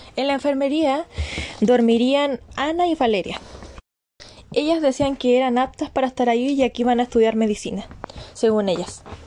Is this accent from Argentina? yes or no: no; Chile; todos somos chilenos